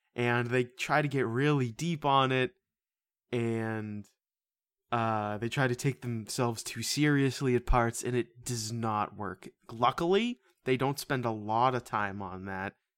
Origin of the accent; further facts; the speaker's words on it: United States; we are American around here